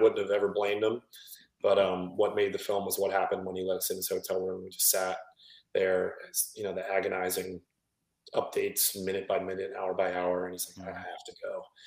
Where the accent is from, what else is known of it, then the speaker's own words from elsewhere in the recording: Flagler Beach, Florida, United States; I grew up in Flagler, which is about an hour south of Jacksonville